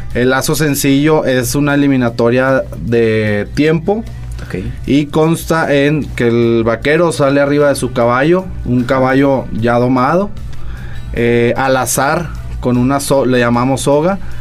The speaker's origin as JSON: {"language": "Spanish", "town": "Saltillo", "region": "Coahuila", "country": "Mexico", "said": "somos de aquí de Saltillo."}